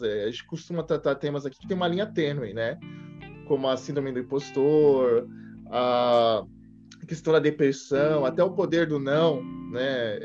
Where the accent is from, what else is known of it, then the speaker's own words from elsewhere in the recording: Brazil; a gente é brasileira